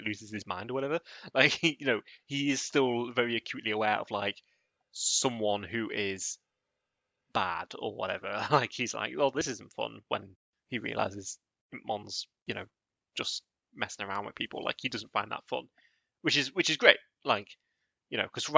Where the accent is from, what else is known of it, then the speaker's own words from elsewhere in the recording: United Kingdom; I am at a disadvantage for being terminally British.